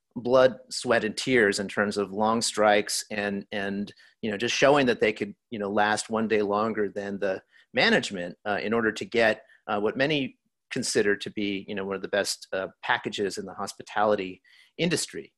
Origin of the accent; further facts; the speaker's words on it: El Paso, Texas, United States; my background growing up in El Paso, Texas